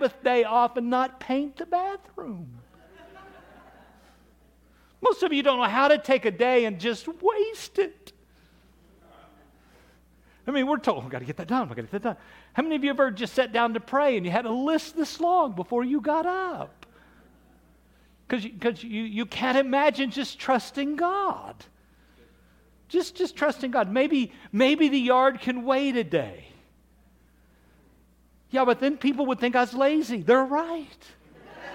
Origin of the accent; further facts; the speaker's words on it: Kansas, Oklahoma, United States; I grew up in Kansas, Oklahoma